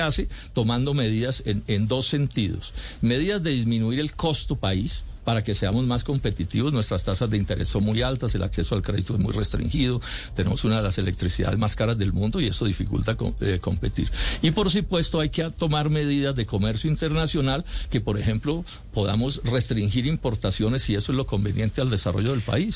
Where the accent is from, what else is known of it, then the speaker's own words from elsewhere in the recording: Colombia; soy colombiano